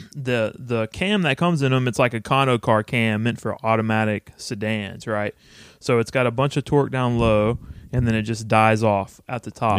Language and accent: English; Texas, United States; also born or lived in Austin, Texas; my hometown, which it's registered in still